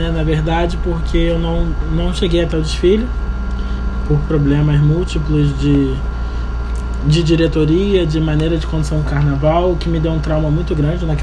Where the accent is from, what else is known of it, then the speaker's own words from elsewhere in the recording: Rio de Janeiro, Brazil; nascido e criado na Leopoldina.